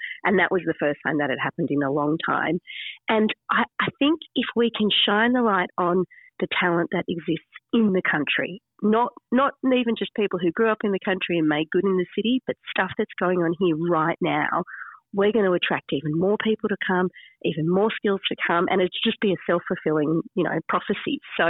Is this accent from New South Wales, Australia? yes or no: yes; Sydney, New South Wales, Australia; moved away as an adult; now in regional Australia; I came from the city. I grew up in Sydney and I really knew nothing about regional Australia.